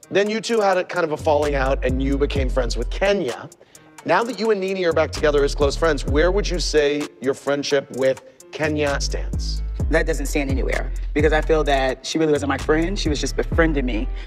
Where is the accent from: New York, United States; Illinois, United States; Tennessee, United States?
Illinois, United States; Chicago; I'm from Chicago, bitch.